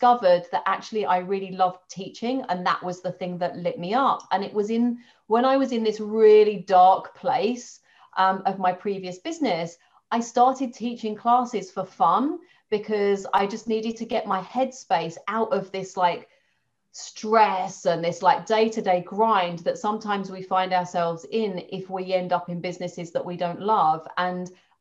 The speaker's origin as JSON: {"language": "English", "region": "London", "country": "United Kingdom", "tie": "born or raised there", "moved": "as an adult", "lives_now": "Dorset, United Kingdom", "said": "I'm a Londoner, lived in London all my life"}